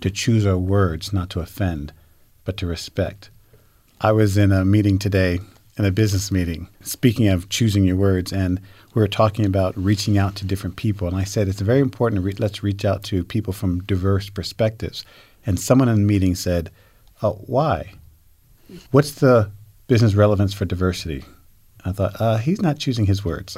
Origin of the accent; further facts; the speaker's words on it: United States; now in Utah, United States; I grew up back in New York, New Jersey